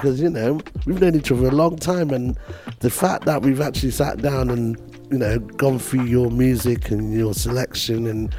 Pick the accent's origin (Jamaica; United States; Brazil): Jamaica; now in London, United Kingdom; being Jamaican as I am